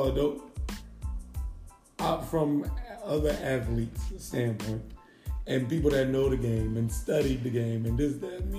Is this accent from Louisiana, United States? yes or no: yes; Louisiana, United States; I'm from Louisiana. I'm from Louisiana.